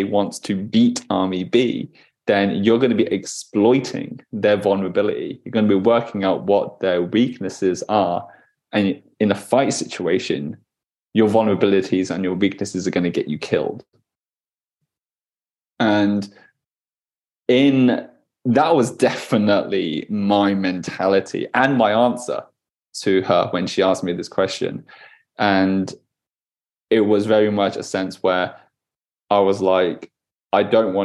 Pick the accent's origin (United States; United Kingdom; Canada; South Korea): United Kingdom; Being a British man growing up in the UK in a predominantly very white kind of town, very white kind of school